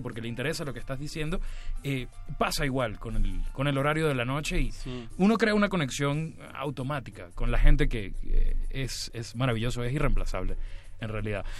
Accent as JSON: {"language": "Spanish", "country": "Venezuela", "also_born_or_lived": "Mexico City", "moved": "yes", "said": "nosotros tenemos una manera de llamar estos lugares de comida callejera en Venezuela como calle hambre"}